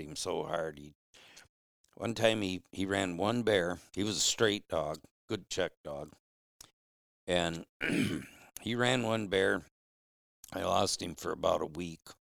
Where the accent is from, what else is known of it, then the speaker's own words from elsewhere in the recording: Flint, Michigan, United States; moved away as an adult; now in Upper Peninsula, Michigan, United States; I was raised in Flint